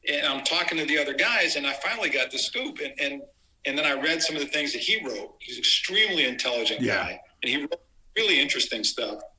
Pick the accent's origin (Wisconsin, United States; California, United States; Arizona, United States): California, United States; San Francisco; I grew up in San Francisco. So I grew up with the Black Panthers. I kind of knew what was going on in the community.